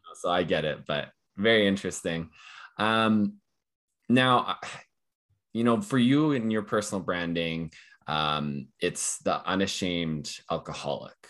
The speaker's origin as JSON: {"language": "English", "town": "Calgary", "region": "Alberta", "country": "Canada", "tie": "born or raised there", "said": "I'm born and raised in Calgary here"}